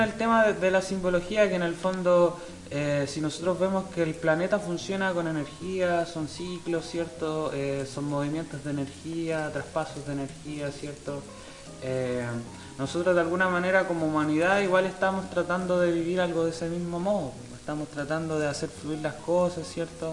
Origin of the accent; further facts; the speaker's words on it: Chile; nosotros como chilenos, como ciudadanos